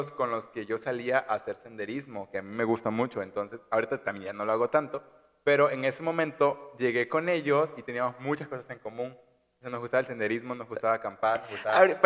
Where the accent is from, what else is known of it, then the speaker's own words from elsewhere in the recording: Chiapas, Mexico; accent: Chiapaneco; now in Monterrey, Mexico; Porque cuando estoy en Chiapas reconozco completamente que mi acento es 100% chiapaneco y no puedo hablar de otra forma que no sea con ese acento.